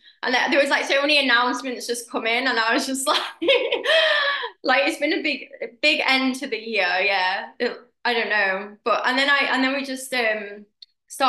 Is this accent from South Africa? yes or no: no; United Kingdom; I'm British